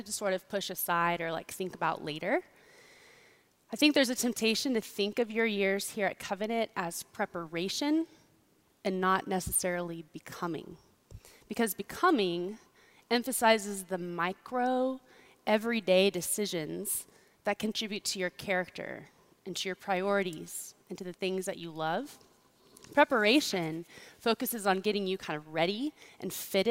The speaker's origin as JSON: {"language": "English", "region": "Kansas", "country": "United States", "tie": "born or raised there", "said": "I grew up in Kansas"}